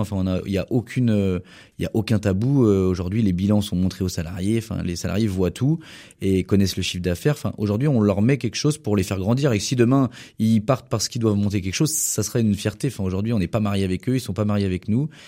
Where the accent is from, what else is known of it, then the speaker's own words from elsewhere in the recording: Anjou, Pays de la Loire, France; En tant qu'angevin